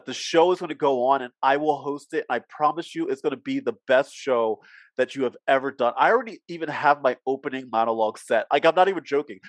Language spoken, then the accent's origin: English; New Jersey, United States; accent: Jersey; also born or lived in Philadelphia, Pennsylvania; now in Philadelphia area, United States; I'm a Philly boy, but I grew up in Jersey, so sometimes you'll hear my Jersey come out. But I live right outside of Philly.